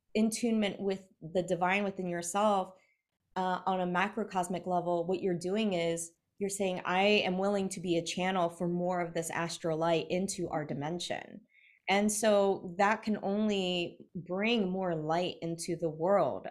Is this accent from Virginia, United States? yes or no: yes; South Hill, Virginia, United States; from South Hill, Virginia